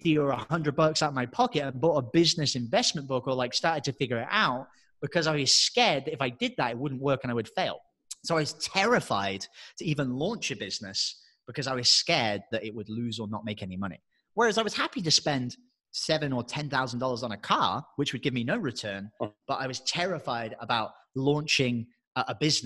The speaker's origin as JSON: {"language": "English", "region": "England", "country": "United Kingdom", "moved": "as an adult", "said": "I'm English"}